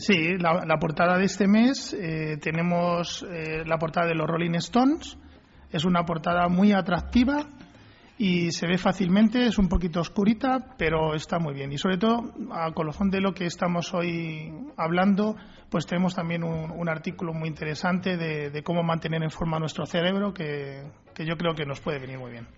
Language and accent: Spanish; Madrid, Community of Madrid, Spain; mi colegio se llamaba Colegio Nicaragua, que está en Canillas, cerca del barrio de La Esperanza, que es donde me fui yo de, de Vallecas, donde vivía